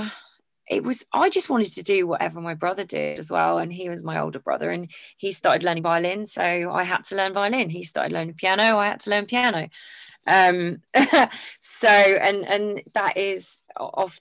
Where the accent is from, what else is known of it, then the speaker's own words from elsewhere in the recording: Essex, East of England, United Kingdom; moved away; I'm originally from Essex